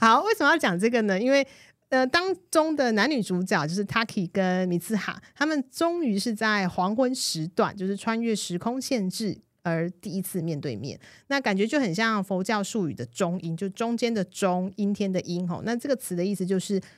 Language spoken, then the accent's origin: Chinese; Taiwan; 如果我今天不是在我的出生地 不是在台湾